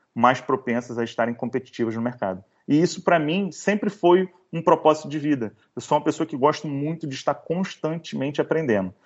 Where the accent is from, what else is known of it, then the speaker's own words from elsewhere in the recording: Niterói, Rio de Janeiro, Brazil; now in Rio de Janeiro, Brazil; sou carioca de Niterói, né? Aquele que nasceu em Niterói e agora mora no Rio